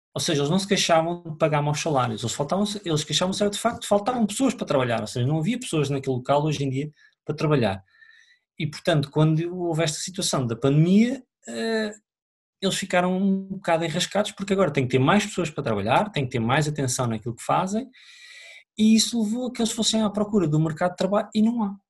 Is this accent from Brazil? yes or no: no; Oliveira do Hospital, Centro, Portugal; moved away; also born or lived in Lisbon; eu venho de Oliveira Hospital, os meus pais são de lá